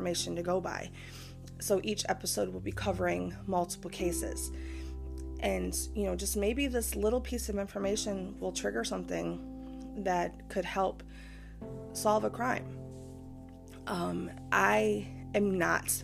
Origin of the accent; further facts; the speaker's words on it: Michigan, United States; my home state of Michigan